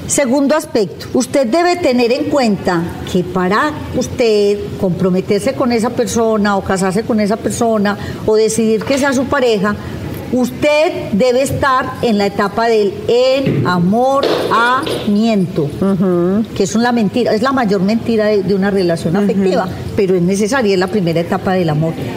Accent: Paisa region, Antioquia, Colombia; yo soy paisa

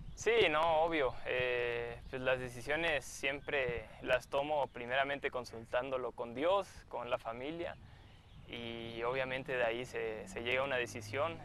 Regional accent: Mexico; also born or lived in Argentina; yo nací allá, eh, me considero más mexicano porque desde los dos años eh, estoy acá, me crié acá.

